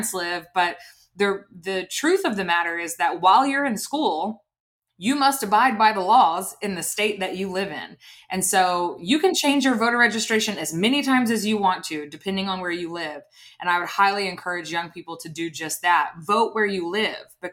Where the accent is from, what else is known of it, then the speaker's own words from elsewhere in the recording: Opelika, Alabama, United States; moved away as an adult; also born or lived in New York; how much of a bubble I lived in growing up in Opelika. It was a phenomenal community to grow up